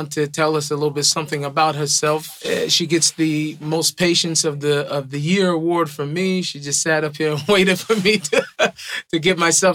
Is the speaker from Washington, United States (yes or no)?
yes; Seattle, Washington, United States; moved away as an adult; now in Israel; I'm from Seattle